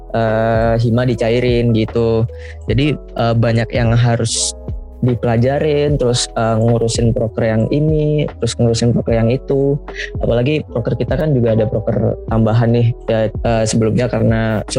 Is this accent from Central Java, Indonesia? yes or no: no; Surabaya, East Java, Indonesia; dari Antropologi Angkatan 2019. Aku dari Surabaya.